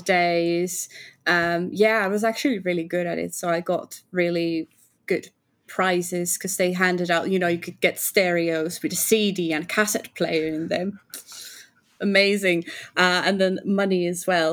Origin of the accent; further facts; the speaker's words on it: Finland; I'm from Finland